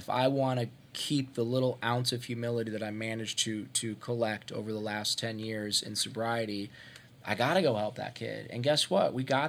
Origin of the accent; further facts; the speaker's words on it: Ohio, United States; I'm from Ohio. I grew up in Ohio. That's a big deal to me.